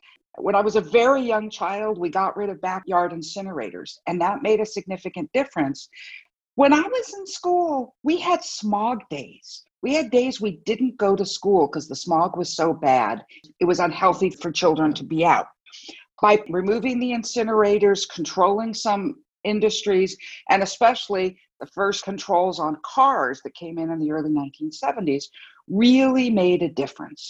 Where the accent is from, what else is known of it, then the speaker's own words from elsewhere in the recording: Los Angeles, California, United States; I grew up here in Los Angeles in the middle of some of the worst pollution